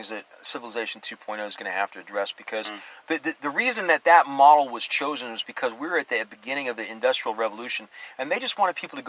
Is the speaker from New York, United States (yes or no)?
no; Alaska, United States; moved away; Yeah, I grew up in Alaska